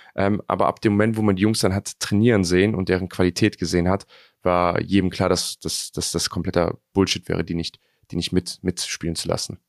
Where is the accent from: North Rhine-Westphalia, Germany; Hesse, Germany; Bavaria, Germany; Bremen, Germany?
North Rhine-Westphalia, Germany; Cologne; ich bin Kölner